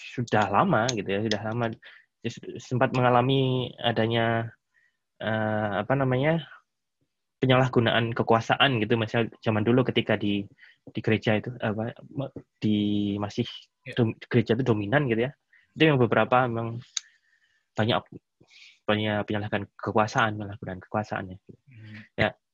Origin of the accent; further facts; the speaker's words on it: Indonesia; now in Germany; saya ini eh, orang Indonesia, gitu ya. saya bukan orang Jerman